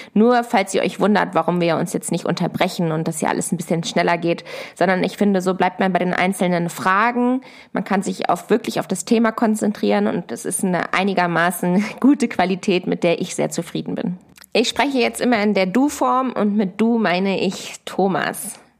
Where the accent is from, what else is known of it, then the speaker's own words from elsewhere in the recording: Hanover, Lower Saxony, Germany; moved away as an adult; also born or lived in Göttingen / Berlin; ich komme aus Hannover und bin auf einem Ackerbaubetrieb aufgewachsen in einem 300-Seelen-Dörfchen.